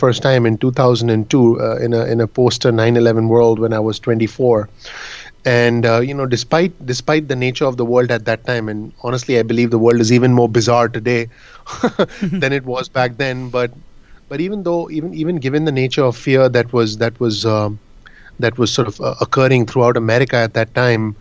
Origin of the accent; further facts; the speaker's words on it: Mumbai, Maharashtra, India; moved away as an adult; now in New Jersey, United States; I'm in New Jersey, actually. I was born and raised in Mumbai, India, but I've been living in New Jersey for about 17 years now, 16 actually.